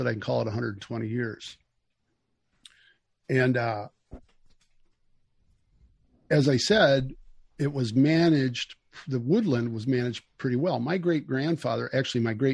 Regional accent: United States; we grew up in Casanova, the town that I'm sitting in right now

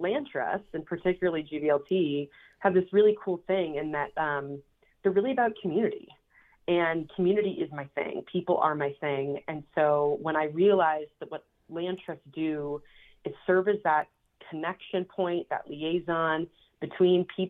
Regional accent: Minneapolis, Minnesota, United States; moved away; I was born and raised in Minneapolis, Minnesota

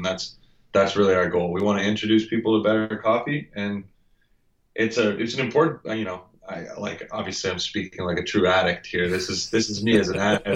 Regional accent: Ontario, Canada; I grew up in Ontario

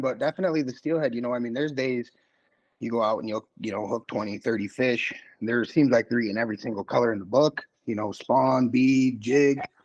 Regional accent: Kent City, Michigan, United States; now in Muskegon, United States; I'm originally from Kent City

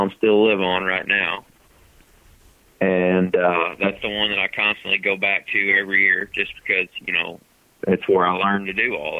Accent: Paris, Missouri, United States; I grew up in Northeast Missouri. I graduated with like 37 people in my high school class out of Paris

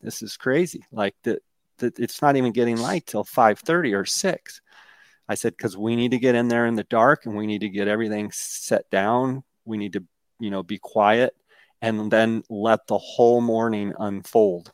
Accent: Arizona, United States; my home state of Arizona

